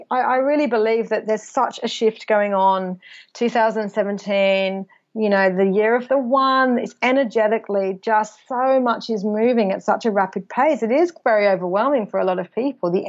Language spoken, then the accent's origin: English; England, United Kingdom; England actually where I'm originally from I might still be in my hometown with all my school friends who still all live there.